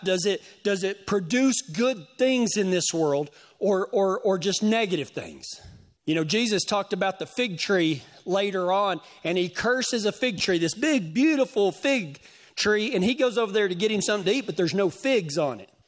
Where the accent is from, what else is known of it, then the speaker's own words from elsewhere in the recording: West Texas, United States; moved away; my hometown